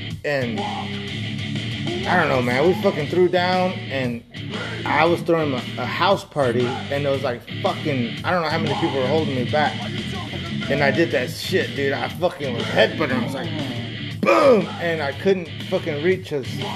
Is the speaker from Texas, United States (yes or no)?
yes; Texas Panhandle, United States; now in Oregon, United States; I'm from Texas. I think about the Panhandle.